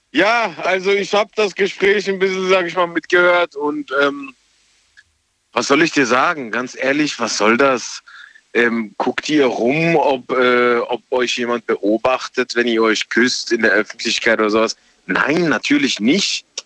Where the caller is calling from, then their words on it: Mannheim, Baden-Württemberg, Germany; ich komme aus Mannheim.